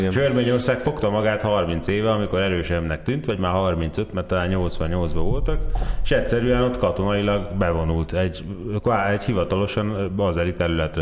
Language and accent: Hungarian; Hungary; mi meg magyarként